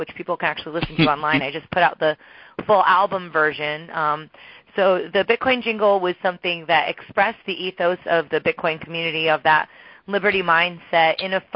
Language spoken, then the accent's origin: English; New Jersey, United States; I grew up in New Jersey